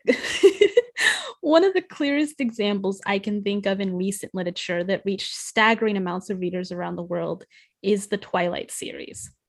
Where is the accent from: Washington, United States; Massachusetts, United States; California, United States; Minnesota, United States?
Washington, United States; near Forks; moved away; It's, it's my hometown area.